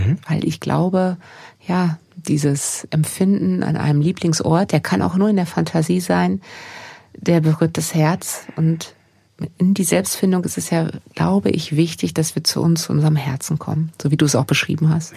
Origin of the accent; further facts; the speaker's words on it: Germany; hier bei uns in Deutschland